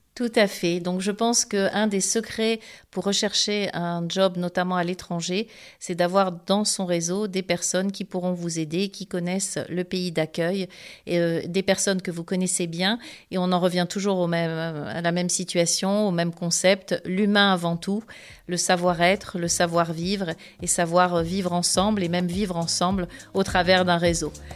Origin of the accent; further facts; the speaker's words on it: Côte d’Ivoire; moved away; je suis originaire de Côte d'Ivoire.